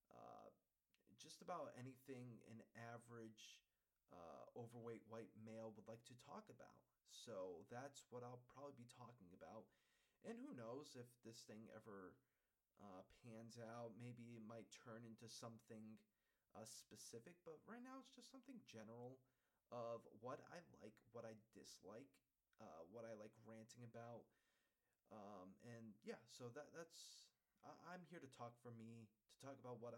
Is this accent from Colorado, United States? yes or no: no; Holyoke, Massachusetts, United States; I'm from Massachusetts, born and raised.